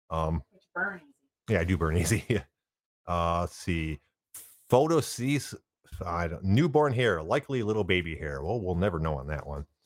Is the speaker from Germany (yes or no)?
yes; Germany; also born or lived in United Kingdom; And as as much as I'd like to be from the Caribbean, I'm I'm from Germany and and Britain.